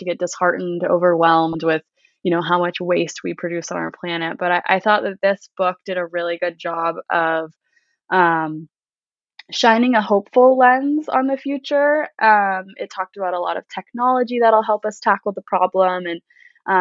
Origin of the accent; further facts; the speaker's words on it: Southern California, United States; raised in Southern California in a pretty small, some might call it a hippie town